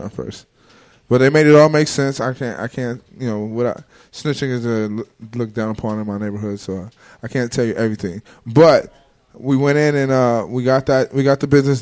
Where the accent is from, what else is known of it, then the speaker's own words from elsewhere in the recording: Compton, California, United States; I'm 18. I'm from Compton.